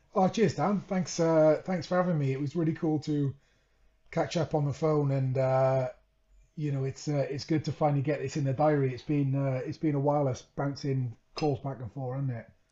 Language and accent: English; Wales, United Kingdom; moved away as an adult; also born or lived in Leeds; growing up in Wales